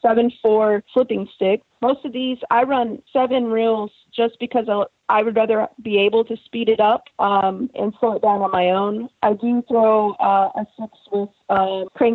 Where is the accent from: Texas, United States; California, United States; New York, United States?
Texas, United States; It's a smaller lake where I live, or where I was born and raised in Texas